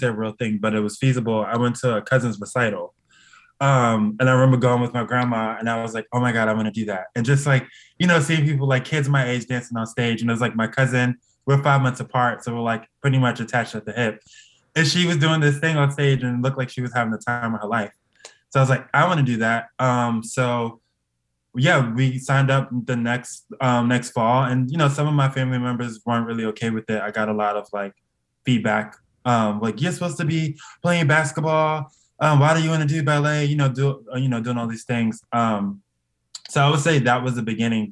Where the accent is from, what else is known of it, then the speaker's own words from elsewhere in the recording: New York City, New York, United States; I'm from Brooklyn, so we had this thing every summer